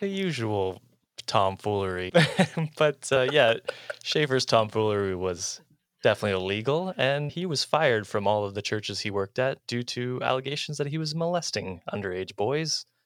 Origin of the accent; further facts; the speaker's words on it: United States; as an American